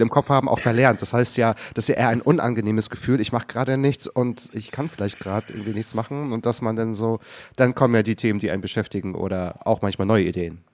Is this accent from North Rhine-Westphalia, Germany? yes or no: no; Waren, Mecklenburg-Vorpommern, Germany; Ich komme nämlich aus Waren an der Müritz. Ich bin auch aus Mecklenburg-Vorpommern.